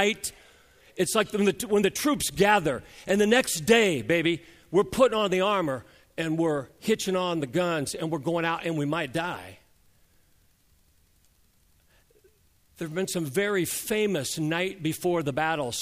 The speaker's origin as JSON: {"language": "English", "country": "United States", "said": "us Americans have learned to speak English"}